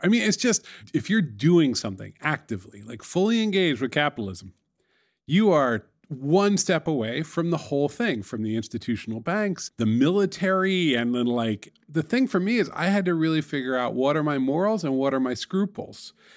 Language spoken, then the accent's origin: English; New York City, New York, United States; It's my hometown